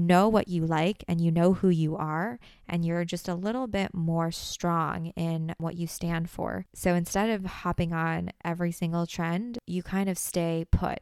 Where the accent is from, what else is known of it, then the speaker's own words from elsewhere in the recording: United States; I'm Asian American, but also having grown up in the States